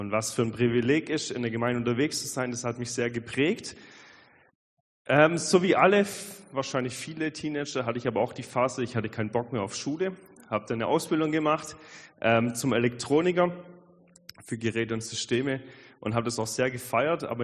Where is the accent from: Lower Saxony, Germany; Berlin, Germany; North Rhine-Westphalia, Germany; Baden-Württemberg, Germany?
Baden-Württemberg, Germany; Albstadt; ich bin aufgewachsen am Fuße der schönen Schwäbischen Alb, nämlich in Albstadt